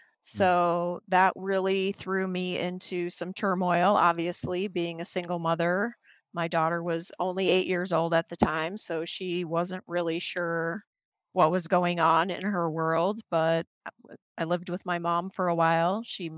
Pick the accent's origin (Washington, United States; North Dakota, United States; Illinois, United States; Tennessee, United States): North Dakota, United States; moved away as an adult; also born or lived in Wisconsin / Wyoming; now in Phoenix, United States; I grew up in the Midwest, originally born in North Dakota, moved to Wisconsin, then lived in Wyoming, just, you know, kind of a country girl living the simple life.